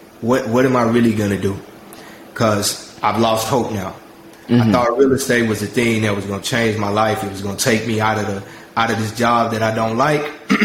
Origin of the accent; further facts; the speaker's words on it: South Park, United States; I grew up in South Park, which is a low-income hood.